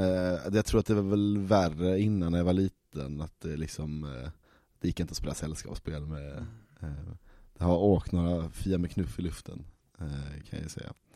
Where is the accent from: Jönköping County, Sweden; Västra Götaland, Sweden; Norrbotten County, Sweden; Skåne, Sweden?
Skåne, Sweden; Malmö; jag är född i Malmö. Står Möllevången i passet.